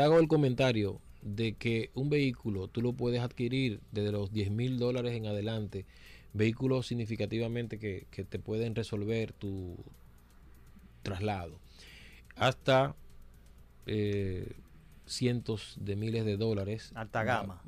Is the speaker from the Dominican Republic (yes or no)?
yes; Dominican Republic; nosotros como dominicanos